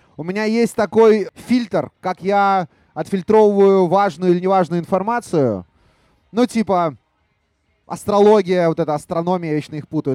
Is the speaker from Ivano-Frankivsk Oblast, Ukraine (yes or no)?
no; Kharkiv, Kharkiv Oblast, Ukraine; now in Belarus; я сам родом из Харькова, хотя я стопроцентный белорус